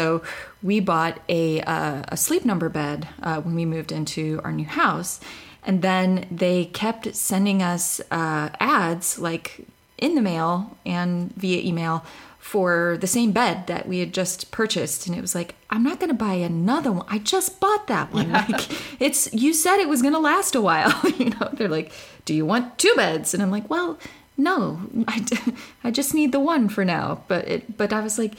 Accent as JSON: {"language": "English", "region": "Texas", "country": "United States", "said": "I'm from Texas"}